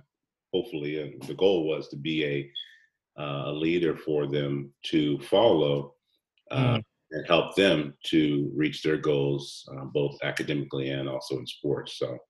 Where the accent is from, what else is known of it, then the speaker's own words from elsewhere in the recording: Hawaii, United States; born there; also born or lived in Germany / Seattle, United States; I was born in Hawaii, and so I lived in Hawaii 4 years. He was in the Army, and then 4.5 years later, we moved to Germany.